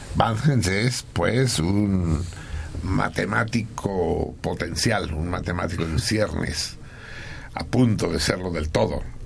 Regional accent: Mexico; nosotros, los mexicanos

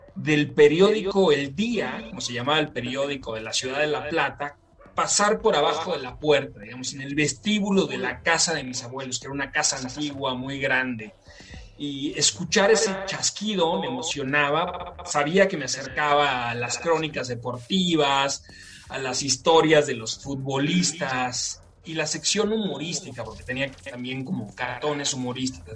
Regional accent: Mexico; aunque yo soy mexicano, mi, familia es argentina

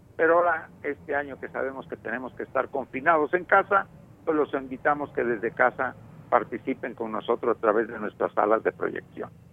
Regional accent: Mexico; moved away as an adult; now in Madrid, Spain; aunque soy mexicano, la coordino desde Madrid desde hace más de 10 años

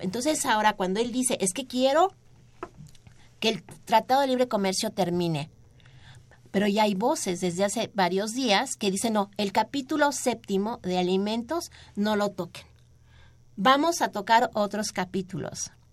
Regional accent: Mexico

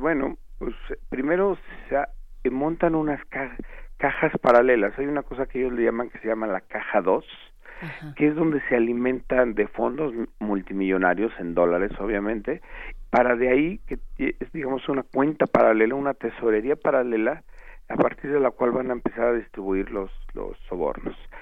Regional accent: Mexico; preguntémonos como mexicanos

